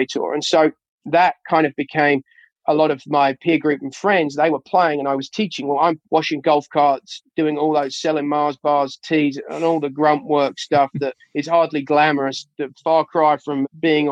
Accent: Surrey, South East England, United Kingdom; now in United States; I grew up in Surrey, England

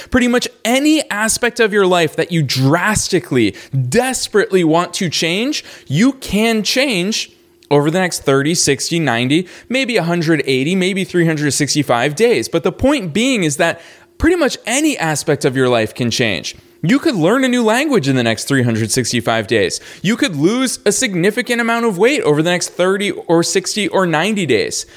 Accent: Boston, Massachusetts, United States; also born or lived in Los Angeles; now in Florida, United States; Growing up in Boston

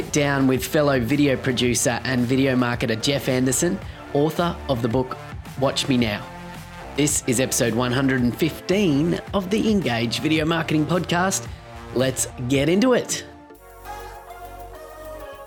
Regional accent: Australia; a fellow Australian video producer

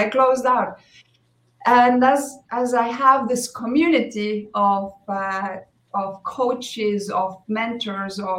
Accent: Estonia; now in Mexico; I'm originally from Estonia, uh, now living in Mexico.

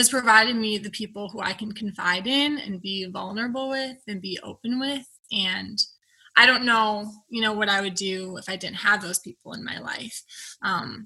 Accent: Wisconsin, United States; moved away as an adult; also born or lived in Minnesota; now in Minneapolis-St. Paul, United States; I'm originally from Wisconsin

